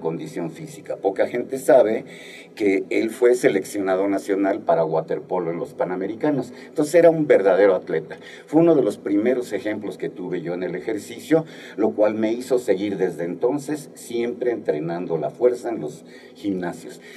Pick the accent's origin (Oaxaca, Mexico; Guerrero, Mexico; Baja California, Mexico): Guerrero, Mexico; moved away; Yo soy del estado de Guerrero y desde que vivía en mi pueblo natal, igual a Guerrero, uno de los pueblos más famosos desafortunadamente ahorita en México